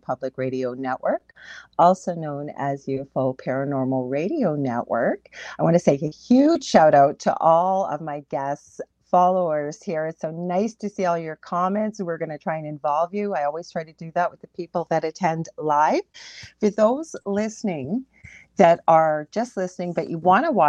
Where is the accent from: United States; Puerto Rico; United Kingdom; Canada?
Canada; I am a Canadian clairvoyant medium